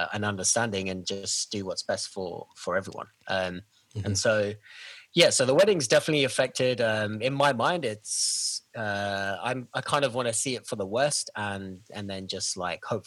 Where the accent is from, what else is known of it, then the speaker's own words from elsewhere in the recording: London, United Kingdom; now in Vancouver, Canada; I'm from London, England originally. I'm in Vancouver